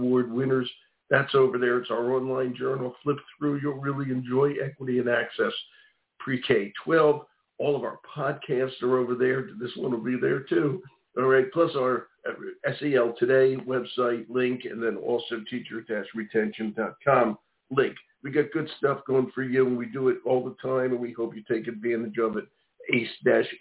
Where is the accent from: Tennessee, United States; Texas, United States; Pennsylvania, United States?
Pennsylvania, United States; Philadelphia; now in Maine, United States; I live in Maine, but I'm from Philadelphia.